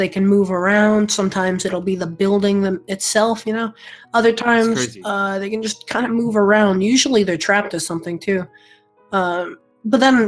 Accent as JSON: {"language": "English", "region": "South Carolina", "country": "United States", "tie": "born or raised there", "also_born_or_lived": "Connecticut", "said": "I was born in Connecticut, but then when I was like 7 or something, we moved to South Carolina"}